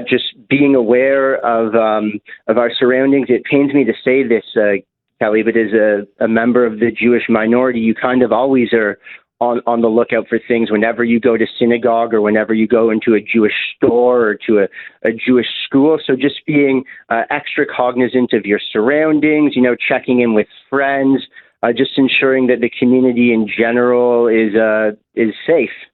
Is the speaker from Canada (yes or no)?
yes; Canada; as a Canadian